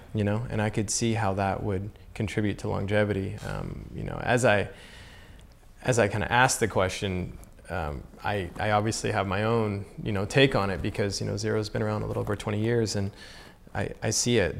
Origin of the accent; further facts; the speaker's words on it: Southern United States, United States; I grew up in the Southern United States